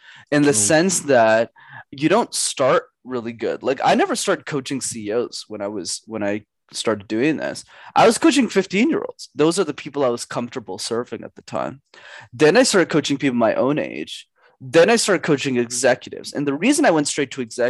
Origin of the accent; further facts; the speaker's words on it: Montreal, Quebec, Canada; I grew up in Montreal, Canada